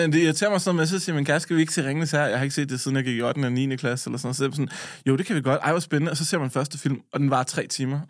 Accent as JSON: {"language": "Danish", "area": "Lolland", "region": "Zealand", "country": "Denmark"}